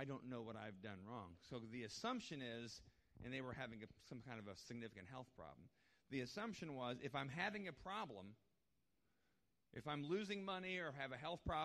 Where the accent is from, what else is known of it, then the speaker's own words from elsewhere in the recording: United States; we as Christians, and I would say especially as American Christians